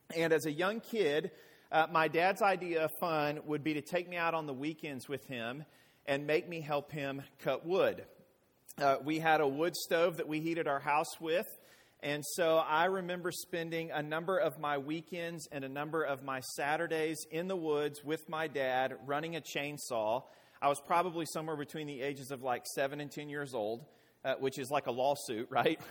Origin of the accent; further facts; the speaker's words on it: Arkansas, United States; I hail from Arkansas